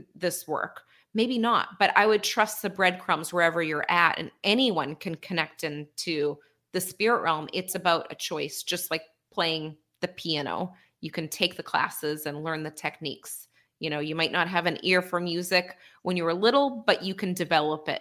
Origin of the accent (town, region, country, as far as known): near Boston, Massachusetts, United States; born or raised there